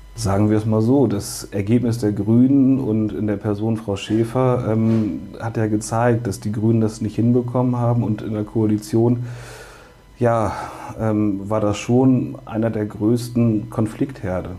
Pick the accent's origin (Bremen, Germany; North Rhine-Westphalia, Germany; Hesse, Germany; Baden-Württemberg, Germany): Bremen, Germany; ich bin gezeugt geboren und aufgewachsen in Höhe und Sichtweite des Weserstadions